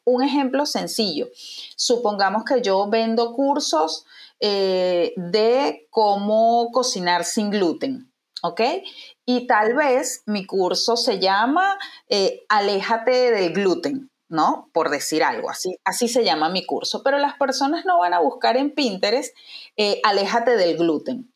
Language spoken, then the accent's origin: Spanish; Venezuela; moved away as an adult; now in Uruguay; soy venezolana